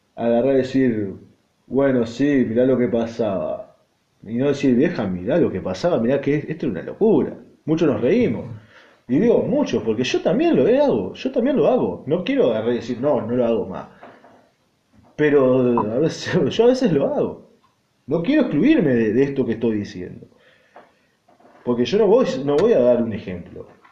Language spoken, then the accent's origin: Spanish; Argentina; estoy viviendo, y va, y nací, y me crié acá, en un país en el cual yo amo